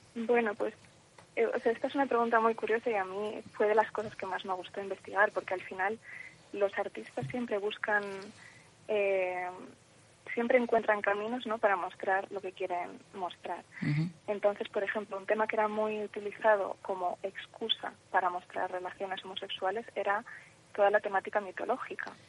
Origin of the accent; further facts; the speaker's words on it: Madrid, Community of Madrid, Spain; Madrid, que es de donde soy yo